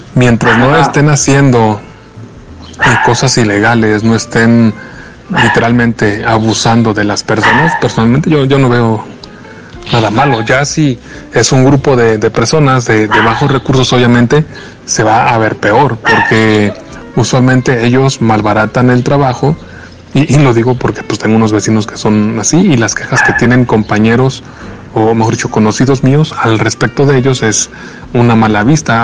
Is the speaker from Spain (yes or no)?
no; Mexico; siendo de aquí